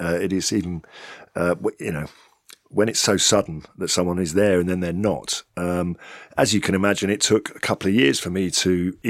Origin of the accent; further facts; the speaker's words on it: England, United Kingdom; I mean, I'm very English, Anglo-Saxon. You look at me, you wouldn't say that I look Italian in any way.